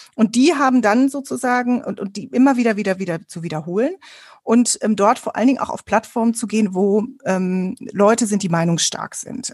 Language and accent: German; Ruhr area, North Rhine-Westphalia, Germany; Ich bin im Ruhrgebiet aufgewachsen